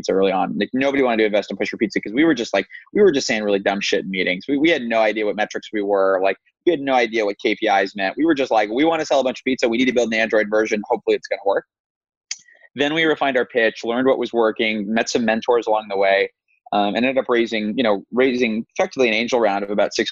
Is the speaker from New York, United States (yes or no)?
yes; New York, United States; Will had been like a good friend and neighbor of mine growing up in New York